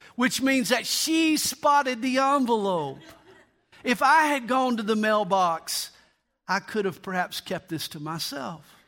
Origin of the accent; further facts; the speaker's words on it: United States; I am a Christian and I am an American.